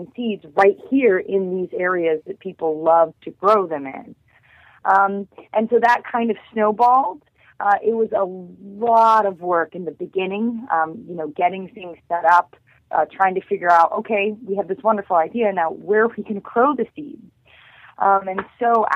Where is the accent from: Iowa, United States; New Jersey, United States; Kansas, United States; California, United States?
Kansas, United States; now in San Diego, United States; I'm originally from Kansas, where gardening and agriculture of all different forms is alive and vibrant every day.